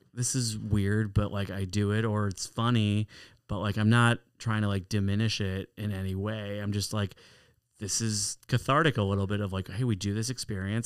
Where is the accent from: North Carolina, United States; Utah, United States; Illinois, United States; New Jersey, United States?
Illinois, United States; Chicago; I was born in Chicago. I went to Ari Crown Heber Day School, Fell Elementary School.